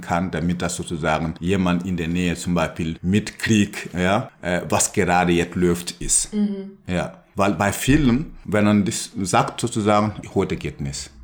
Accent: Burkina Faso; German is a second language; moved away; wo ich herkomme, in Burkina Faso

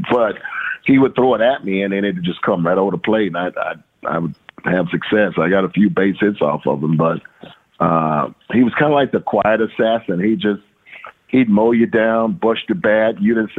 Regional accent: Louisiana, United States; And I'm from Louisiana.

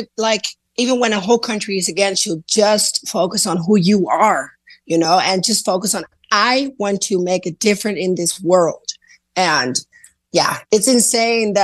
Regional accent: Netherlands; so I'm from the Netherlands

